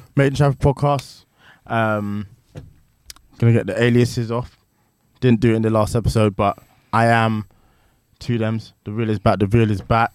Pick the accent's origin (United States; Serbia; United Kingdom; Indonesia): United Kingdom; Chafford Hundred, East of England; it was a very unique experience growing up in Trafford.